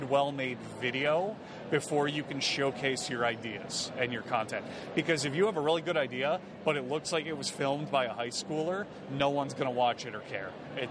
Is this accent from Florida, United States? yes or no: yes; South Florida, United States; now in Tampa, United States; I grew up in South Florida and then moved to Tampa in... 2017